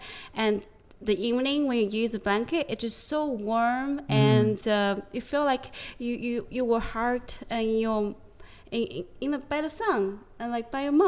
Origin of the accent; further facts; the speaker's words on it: China; like from when I grew up like back in China, it's very common to hang your clothes in the sun.